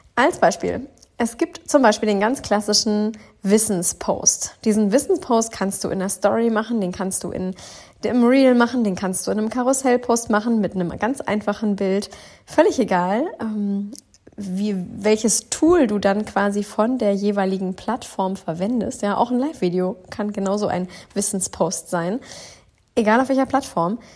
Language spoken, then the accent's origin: German; Northern Germany, Germany; aus dem wundervollen Norddeutschland. Ich bin wieder zurück in meiner Heimat